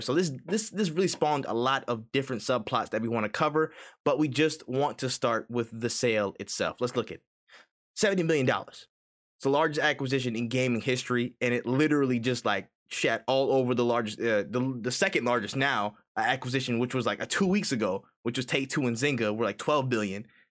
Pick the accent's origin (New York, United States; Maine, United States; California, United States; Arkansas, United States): New York, United States; moved away; I'm from New York originally